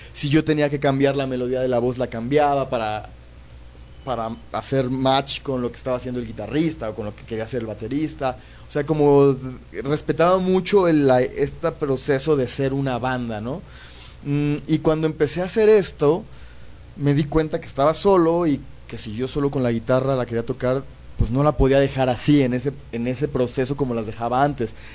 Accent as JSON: {"language": "Spanish", "country": "Mexico", "said": "yo vivo en México, soy mexicano"}